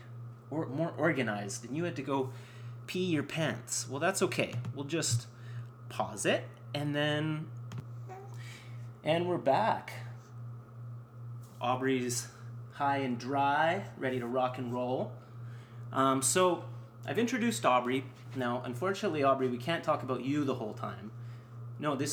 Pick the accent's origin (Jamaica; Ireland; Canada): Canada; as a Canadian viewer